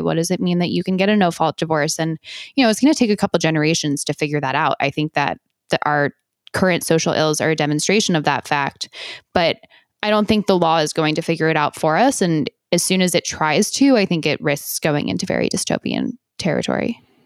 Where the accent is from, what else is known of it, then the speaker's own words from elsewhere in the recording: New Jersey, United States; my home state of New Jersey